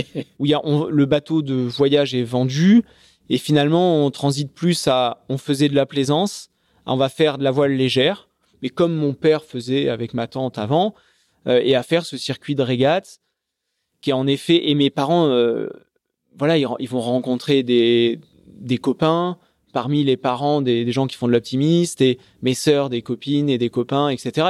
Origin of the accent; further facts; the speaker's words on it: Charente, Nouvelle-Aquitaine, France; Je, suis né en Charente. donc, je grandis dans la campagne charentaise au milieu des, vignes